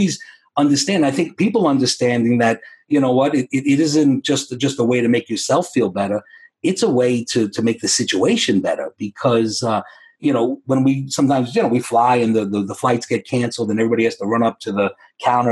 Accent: New York City, New York, United States; I grew up in the Bronx

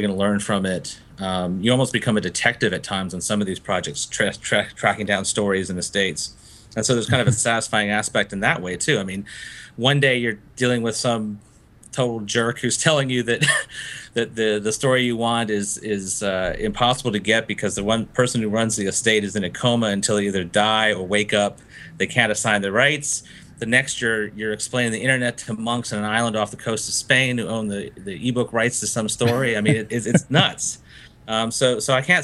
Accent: Gainesville, Florida, United States; also born or lived in Fiji; I grew up in Gainesville, Florida, after coming back from Fiji

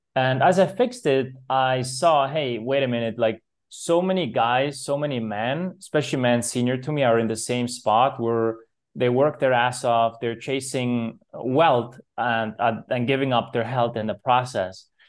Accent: Zurich, Switzerland; I was born in Switzerland, so I grew up in Zurich, beautiful Swiss city

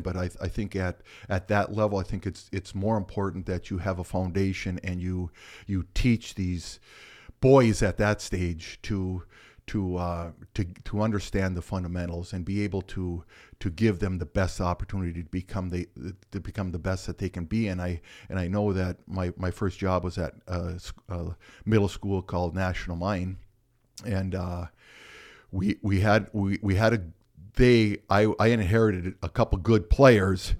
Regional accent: Michigan, United States; I grew up in Michigan, so with that being said, there's not a lot to do in a, in a town of four hundred.

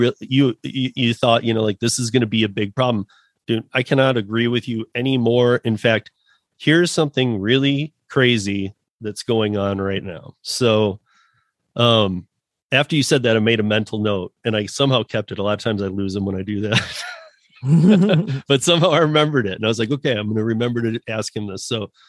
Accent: Michigan, United States; And I'm originally from Michigan, so probably worse than Detroit right now.

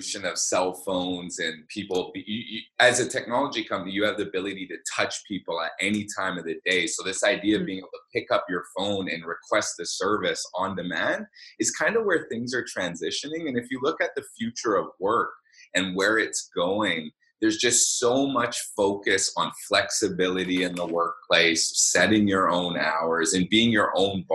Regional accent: Vancouver, British Columbia, Canada; I grew up in Vancouver. I've lived here my entire life

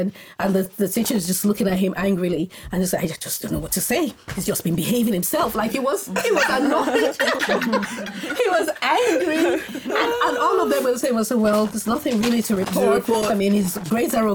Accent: Nigeria; moved away as an adult; also born or lived in Scotland / northern Nigeria; I was born in Scotland, but then moved to Nigeria as a baby. And then I grew up, spent most of my child teenage years in Nigeria

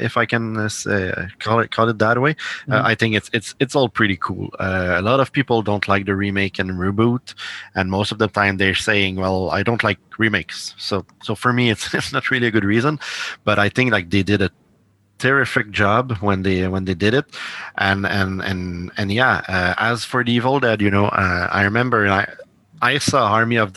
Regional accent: Montreal, Quebec, Canada; I'm from Canada, I'm from Montreal.

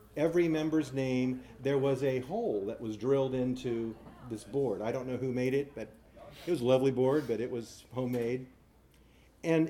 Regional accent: Bakersfield, California, United States; When I was a little boy, and I mean a really little boy, I grew up in Bakersfield

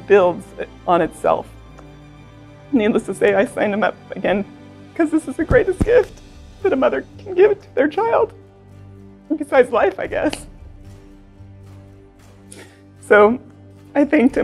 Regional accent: Santa Rosa, California, United States; I'm from Santa Rosa, California

